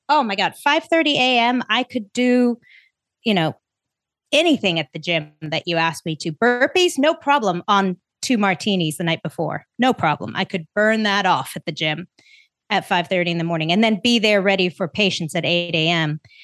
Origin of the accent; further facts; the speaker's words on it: South Africa; now in United States; I was born in South Africa.